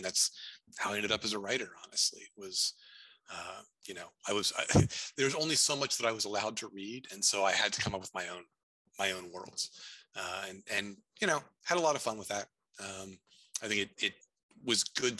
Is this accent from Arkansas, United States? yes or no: no; Montreat, North Carolina, United States; born or raised there; now in Chicago, United States